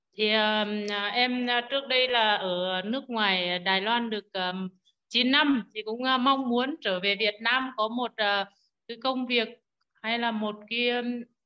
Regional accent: Nghệ An, Vietnam; accent: Nghệ An; em là người nghệ an nên tiếng hơi khó nghe

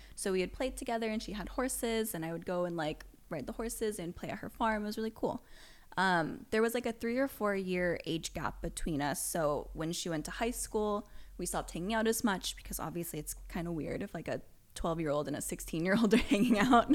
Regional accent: Las Vegas, Nevada, United States; moved away as an adult; now in Los Angeles, United States; I grew up in Vegas. So, our backyard was just a giant, like, desert

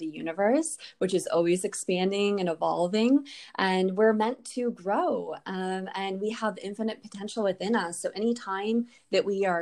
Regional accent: Hudsonville, Michigan, United States; I grew up in Hudsonville, which is, you know, about 20 minutes southwest of Grand Rapids

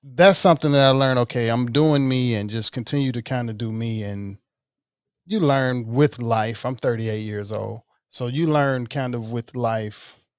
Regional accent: Mississippi, United States; moved away; I'm from Mississippi. um, most of my family is there

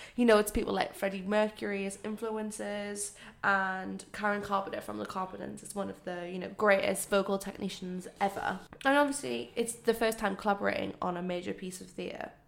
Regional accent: United Kingdom; us as British people

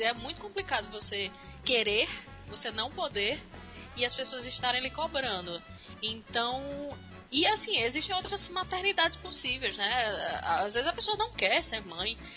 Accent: Natal, Rio Grande do Norte, Brazil; also born or lived in Campinas, São Paulo; Eu nasci em Campinas, São Paulo, mas eu fui para Natal com 5 anos

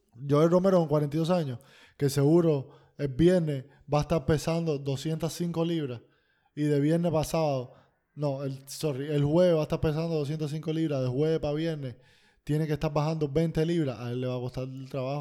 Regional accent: Cuba; soy cubano

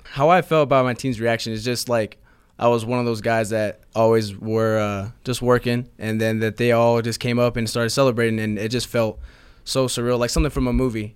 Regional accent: San Tan Valley, Arizona, United States; also born or lived in Mesa, Arizona; I didn't grow up in, uh, Mesa. I grew up in a small town called Santan Valley.

